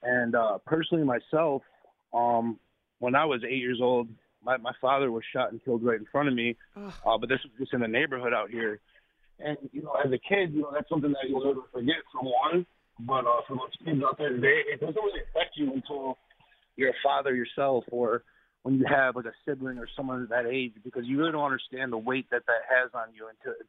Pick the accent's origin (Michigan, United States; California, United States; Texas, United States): Michigan, United States; Detroit; I am from Detroit